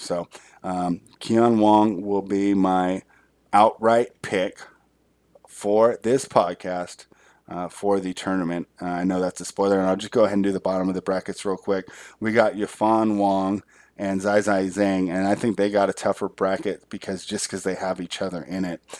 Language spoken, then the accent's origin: English; United States; it was my home country